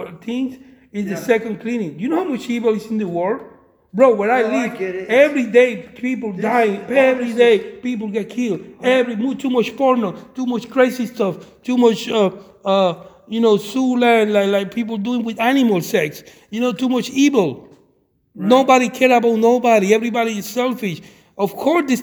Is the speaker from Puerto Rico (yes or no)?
yes; Puerto Rico; I'm from Puerto Rico.